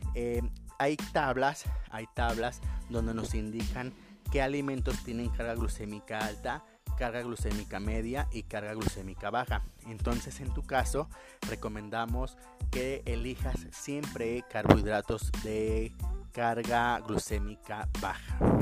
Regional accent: Mexico; como humanos, como mexicanos, si no me duele, pues no está

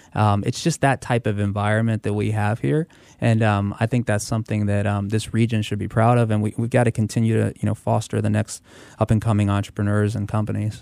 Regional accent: Tampa, Florida, United States; also born or lived in Hackensack, New Jersey; I was born in Hackensack, New Jersey, and, uh, actually moved with my family to Florida, to Tampa, uh, when I was nine years old

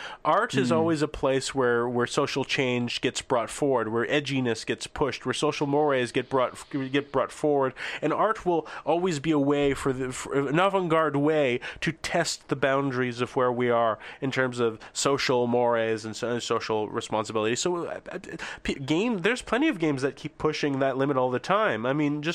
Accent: Canada; also born or lived in eastern Canada; I'm from Canada

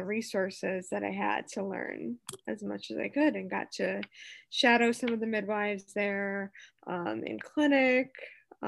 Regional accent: Detroit, Michigan, United States; born and raised in the Metro Detroit area

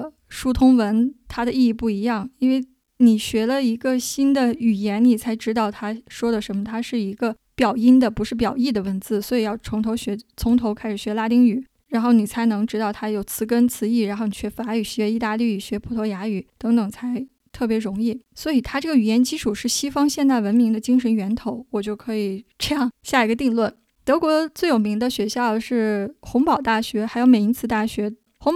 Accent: China; 作为我们中国人、亚洲人

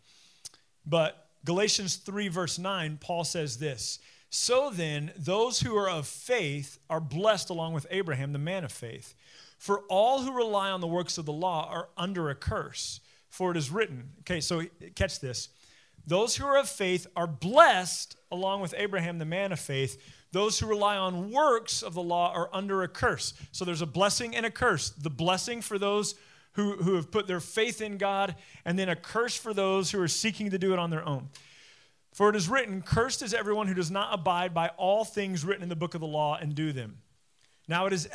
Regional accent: United States; Being an American Christian

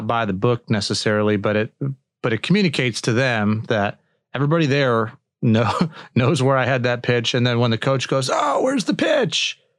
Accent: Chicago, Illinois, United States; I'm from the Chicago area.

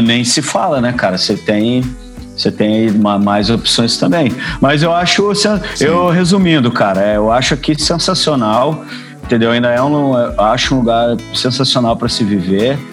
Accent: Brazil; moved away; a gente é brasileiro, né, cara? A gente nasceu em um país tropical

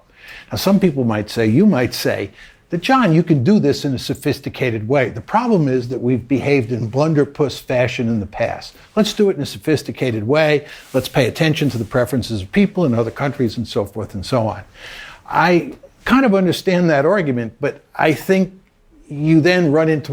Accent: United States; I was born in the United States

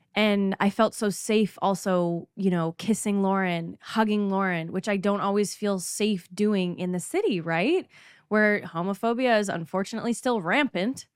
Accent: Canada; I'm from Canada

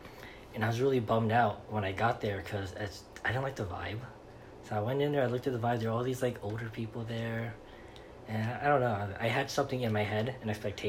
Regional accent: New York City, New York, United States; also born or lived in Los Angeles; now in Florida, United States; I grew up in Brooklyn, New York. Williamsburg.

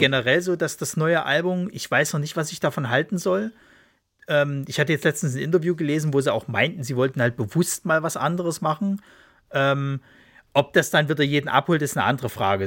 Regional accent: Leipzig, Saxony, Germany; moved away; ist ja eigentlich meine Heimatstadt, aber äh, ja, äh, man musste, man musste dann irgendwann umziehen

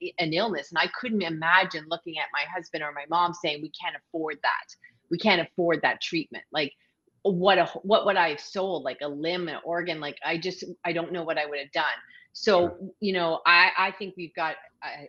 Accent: Canada; also born or lived in Ontario; now in Prince Edward Island, Canada; I'm a Canadian

